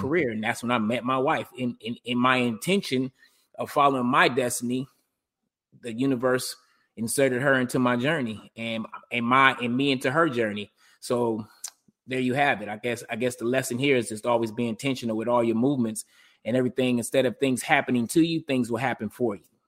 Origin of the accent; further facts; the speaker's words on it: Detroit, Michigan, United States; growing up in Detroit